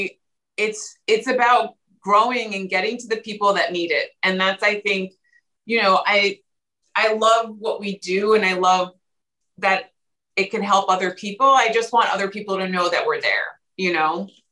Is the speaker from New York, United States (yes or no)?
yes; New York, United States; I'm the New Yorker